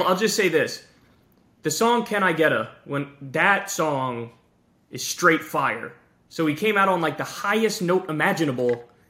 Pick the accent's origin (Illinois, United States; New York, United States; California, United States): New York, United States; even though I'm from New York.